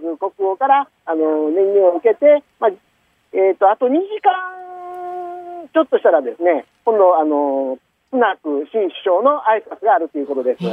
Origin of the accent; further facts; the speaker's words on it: Osaka, Japan; accent: Kansai; now in London, United Kingdom; 大阪出身で